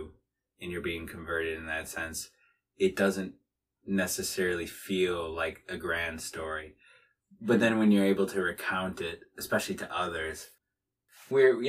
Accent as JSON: {"language": "English", "town": "Watertown", "region": "Wisconsin", "country": "United States", "said": "I am from Watertown, Wisconsin, the birthplace of the first kindergarten"}